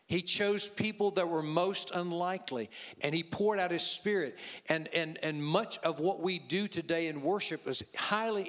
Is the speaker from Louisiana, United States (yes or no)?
yes; Louisiana, United States; I'm from Louisiana